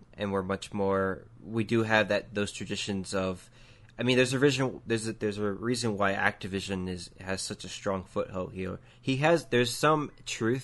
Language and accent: English; United States; an American who watches anime often